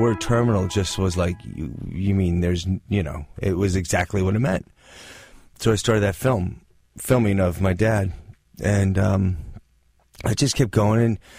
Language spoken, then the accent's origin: English; Northridge, California, United States; Well, I grew up in the Valley, in Northridge.